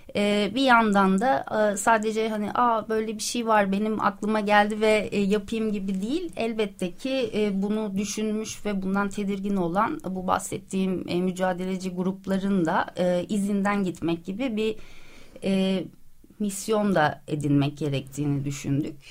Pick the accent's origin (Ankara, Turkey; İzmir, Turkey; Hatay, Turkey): Ankara, Turkey; also born or lived in Istanbul; now in Princes' Islands, Turkey; ben Ankaralıyım, çok severim şehrimi